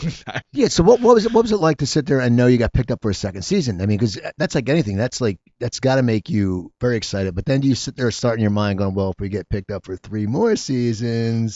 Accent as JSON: {"language": "English", "area": "near Philadelphia", "region": "Pennsylvania", "country": "United States", "tie": "born or raised there", "also_born_or_lived": "New Jersey", "moved": "as an adult", "lives_now": "Los Angeles, United States", "said": "I grew up near Philadelphia"}